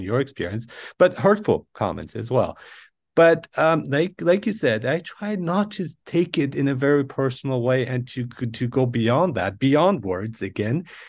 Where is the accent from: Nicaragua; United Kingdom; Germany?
Germany; Nuremberg, Bavaria; also born or lived in Iran; I was born in Iran and I grew up in Germany